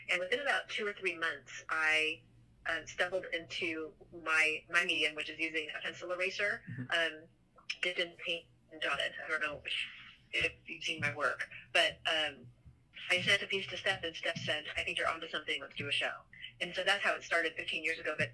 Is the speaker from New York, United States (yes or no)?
no; Seattle, Washington, United States; moved away as an adult; now in Columbus, United States; growing up in Seattle, there was a very large Japanese um, population that we grew up with, mm-hmm. and we um, participated in the Japanese community and the culture